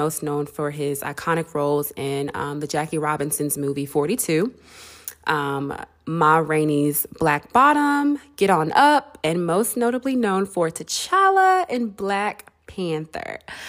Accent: Nigeria; because I feel like not only was Black people and Africans and me being Nigerian were able to see our culture and to embrace what was being shown

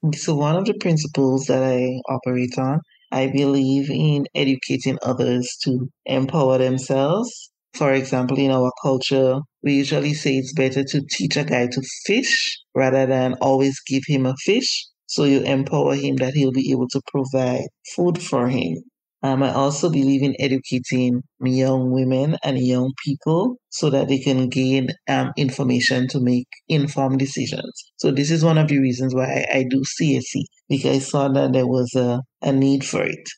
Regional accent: Grenada; I grew up in Grenada, which is in the Caribbean

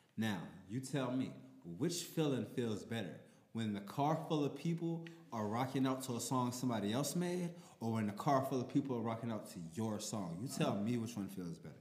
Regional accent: New Orleans, Louisiana, United States; I'm from New Orleans

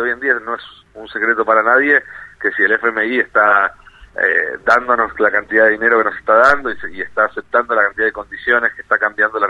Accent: Argentina; nosotros como argentinos

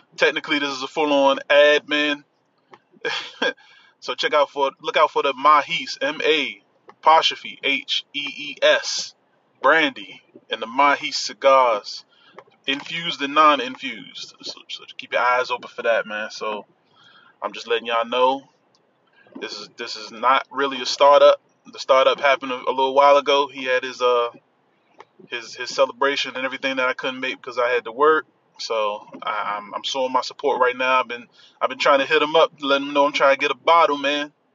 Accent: Washington, District of Columbia, United States; accent: DC; my DC accent

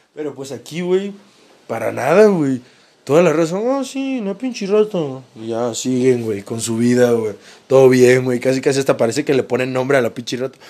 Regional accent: Mazatlán, Sinaloa, Mexico; now in Mexico City, Mexico; soy de Mazatlán, soy de Mazatlán, Sinaloa

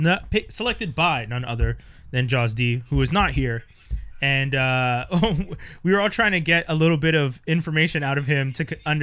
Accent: Montreal, Quebec, Canada; But we grew up in Uptown over in Côte d'Ange.

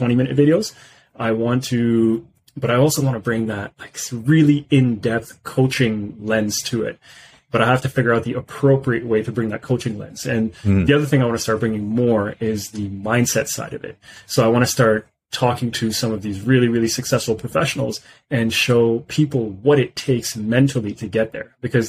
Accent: Pakistan; moved away; I'm originally from Pakistan

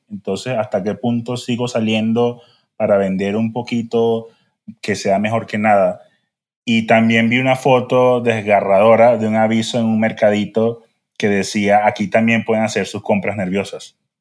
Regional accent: Venezuela; como buen venezolano

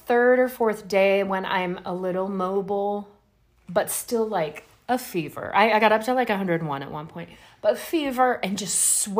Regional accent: Louisiana, United States; I grew up in Louisiana.

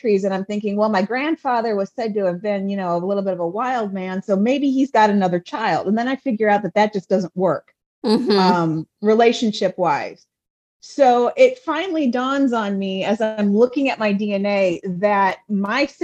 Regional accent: Northwest Ohio, United States; my hometown, which is a very small town in Northwest Ohio

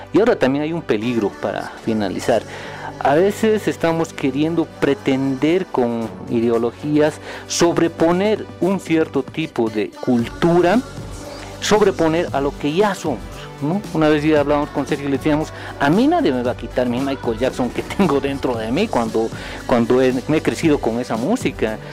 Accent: Bolivia; somos tan bolivianos

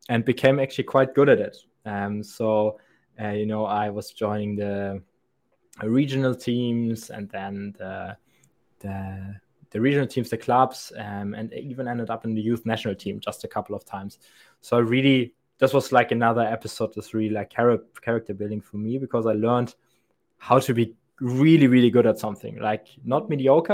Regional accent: Germany; accent: thick German; you can hear from my thick German accent that I'm actually from Germany.

